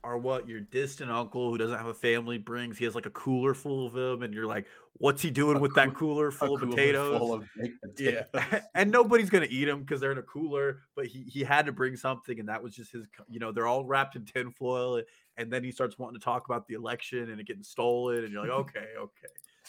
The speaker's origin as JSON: {"language": "English", "region": "Kansas", "country": "United States", "tie": "born or raised there", "said": "No, we're born and raised in Kansas."}